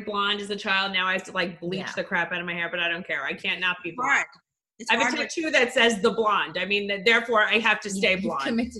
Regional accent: Mahopac, New York, United States; moved away as an adult; now in New Jersey, United States; I was born in New Jersey. I grew up in Mayapack, New York.

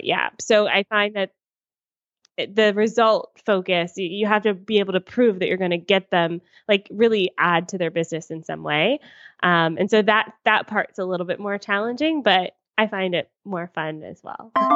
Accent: United States; moved away as an adult; also born or lived in Atlanta, United States; now in Toronto, Canada; I'm American and I lived in Atlanta at the time

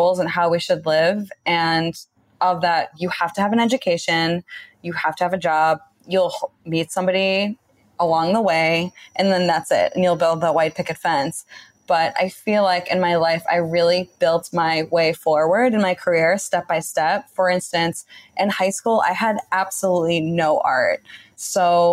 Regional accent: Boston, Massachusetts, United States; moved away as an adult; now in Turks and Caicos; I grew up in Boston, Massachusetts, which is a very northeastern state in the States

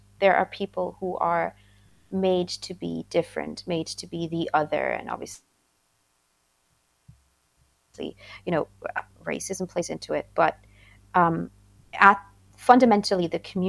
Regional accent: India; also born or lived in Austria; now in Ireland; So I grew up in India for a time, and then I lived in Austria, and now I live in Ireland.

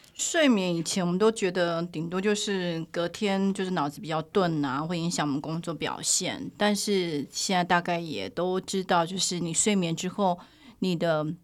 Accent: Taiwan; 我们台湾的研究

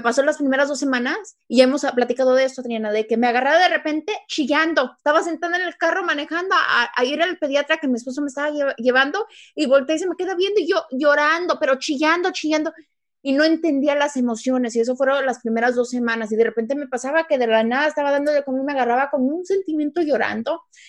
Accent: Mexico; siendo mexicana

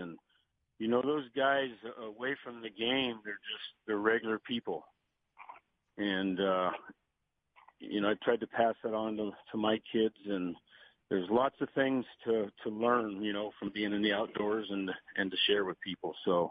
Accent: New York, United States; growing up in Yankee Stadium, when we go down to Florida every year

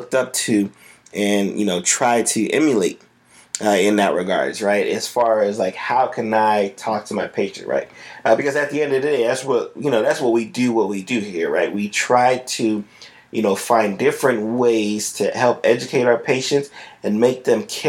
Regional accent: South Florida, United States; I'm from South Florida

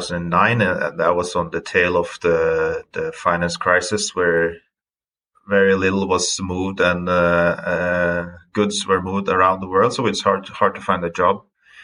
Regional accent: Stord, Vestland, Norway; English is a second language; I am originally from Stord at the west coast of Norway. It's an island, so we can touch upon that later, but it has a lot to do with, you know, growing up on an island

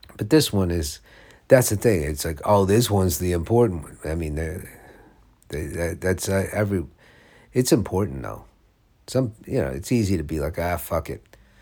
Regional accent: United States; also born or lived in Los Angeles, California; I'm American

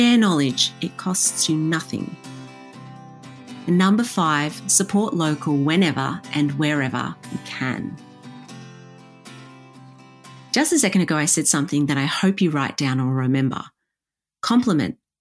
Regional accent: Warragul, Victoria, Australia; my hometown of Warragul

